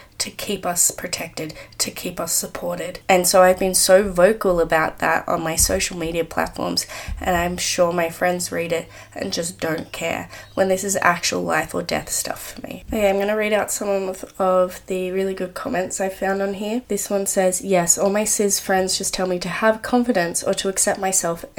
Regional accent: Australia; I'm Australian

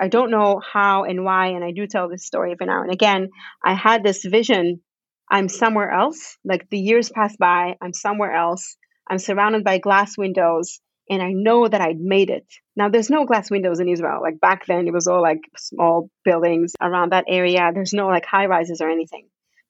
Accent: Canada; born there; we moved to Canada together because I was born in Canada, so I have Canadian citizenship.

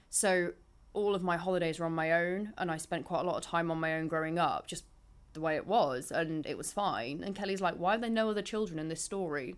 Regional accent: Market Bosworth, East Midlands, United Kingdom; I'm from near Leicester anyway. I grew up in Market Bosworth

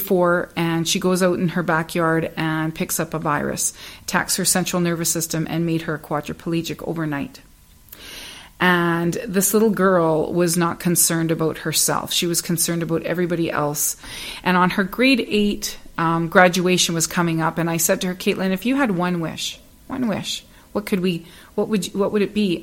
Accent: Northern Ontario, Canada; I grew up in Northern Ontario

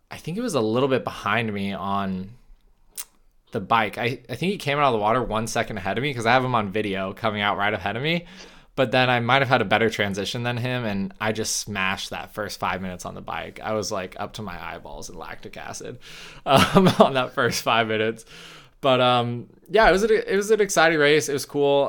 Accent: United States; As an American

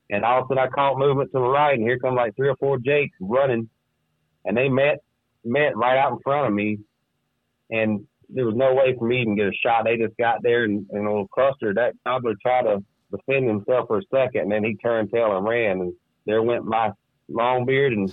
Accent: the South, United States; growing up in the South, as soon as your parents felt you were, I guess, mature enough to carry a gun

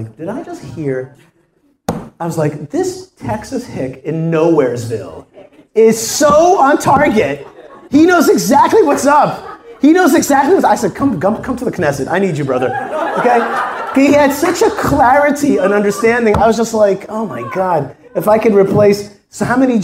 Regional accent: Israel; I'm from Israel

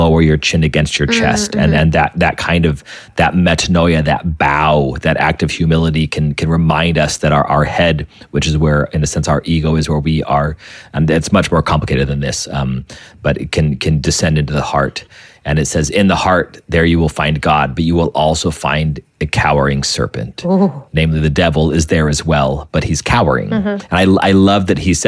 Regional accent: New Mexico, United States; I came from New Mexico

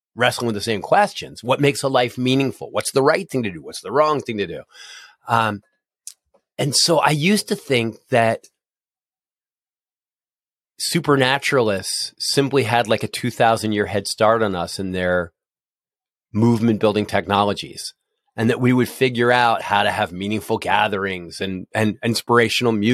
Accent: Philadelphia, Pennsylvania, United States; now in Cincinnati, United States; I grew up in Philadelphia and I've lived a bunch of other places, but here I am in Cincinnati

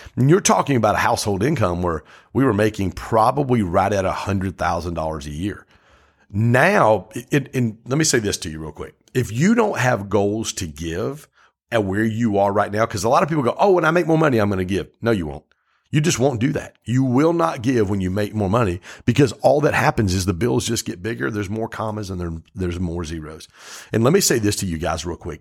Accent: Pontiac, Michigan, United States; I grew up in Pontiac

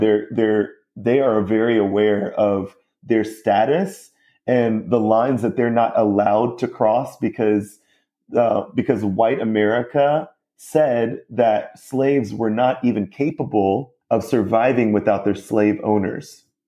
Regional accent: Mount Pleasant, South Carolina, United States; more upper class part of Mount Pleasant, my hometown

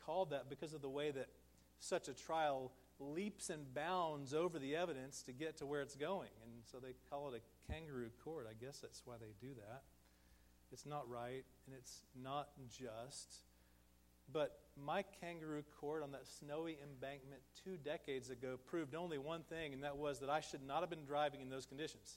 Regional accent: Texas, United States; moved away as an adult; also born or lived in St. Louis, Missouri; We're from Texas

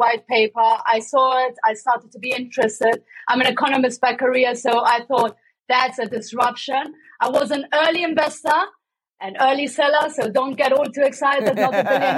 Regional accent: Germany; accent: German; now in London, United Kingdom; I have as well a German accent, I have to say. I was born and raised in Germany.

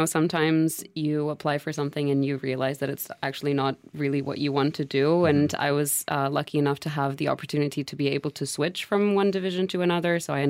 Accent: Portugal; now in Brussels, Belgium

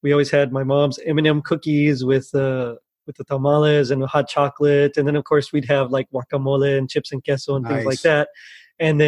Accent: South Texas, United States; I'm from South Texas

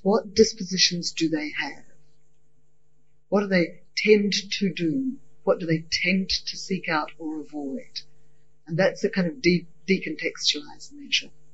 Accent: Scotland, United Kingdom; also born or lived in New Zealand; now in Australia; I was raised initially in Scottish culture

